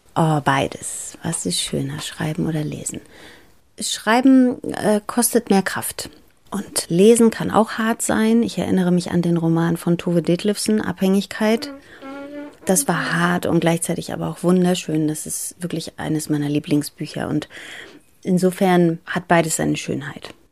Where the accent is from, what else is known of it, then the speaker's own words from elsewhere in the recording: Bremen, Germany; German is a second language; also born or lived in Greece / Athens, Greece; als ich nach Deutschland kam, sind wir damals ins Bremer Viertel Hörn gezogen